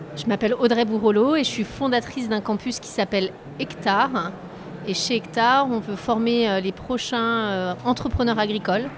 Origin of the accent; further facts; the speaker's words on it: Deux-Sèvres, Nouvelle-Aquitaine, France; moved away as an adult; je viens d'un tout petit village des Deux-Sèvres